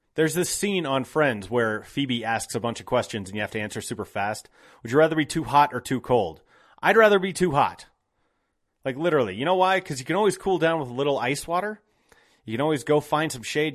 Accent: Golden, Colorado, United States; I grew up here. I grew up in Golden.

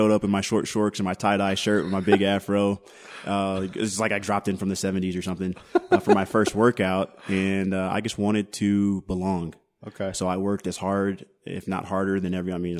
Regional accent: Denver, Colorado, United States; also born or lived in Katy, Texas; so I grew up between Houston and Denver. We moved okay. to Denver.

